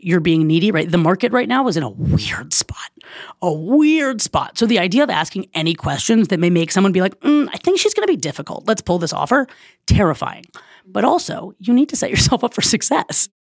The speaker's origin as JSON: {"language": "English", "town": "Oakland", "region": "California", "country": "United States", "moved": "as an adult", "lives_now": "Silver Lake, Los Angeles, United States", "said": "I'm originally from Oakland"}